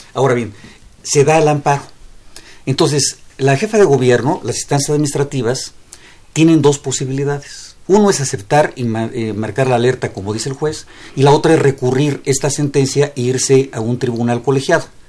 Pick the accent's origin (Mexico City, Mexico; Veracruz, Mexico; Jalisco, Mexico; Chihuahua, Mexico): Mexico City, Mexico; yo soy gente de la ciudad, aquí vivo y espero aquí morir porque aquí, esta es, este es mi patria chica. Eh, amo a la Ciudad de México